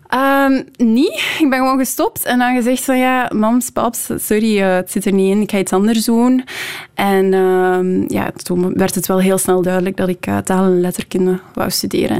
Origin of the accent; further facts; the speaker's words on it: Leuven, Flanders, Belgium; moved away as an adult; now in Brussels, Belgium; ik deed rechten in Leuven, de stad waar ik opgegroeid ben